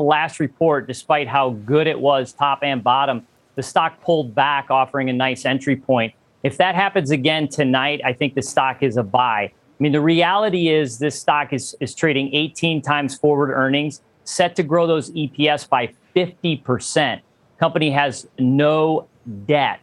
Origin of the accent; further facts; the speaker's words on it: Rochester, New York, United States; moved away; I'm originally from Rochester, New York